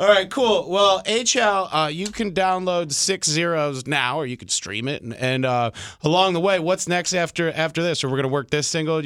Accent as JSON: {"language": "English", "town": "Detroit", "region": "Michigan", "country": "United States", "tie": "born or raised there", "said": "I grew up in Detroit"}